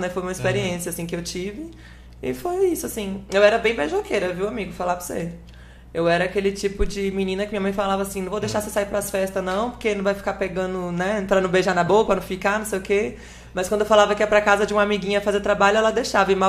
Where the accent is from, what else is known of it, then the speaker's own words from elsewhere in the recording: Espírito Santo, Brazil; born there; nasci lá, mas minha família toda, pai, mãe, tio, tia, prima, prima, iada, família toda, todo mundo nascido e criado em Aracaju. Eu sou a única ovelha negra que deu contração lá no Espírito Santo.